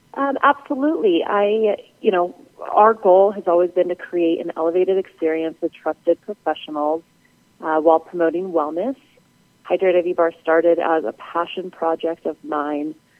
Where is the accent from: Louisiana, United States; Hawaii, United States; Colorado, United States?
Colorado, United States; Denver; also born or lived in Las Vegas; moving back to my hometown in Denver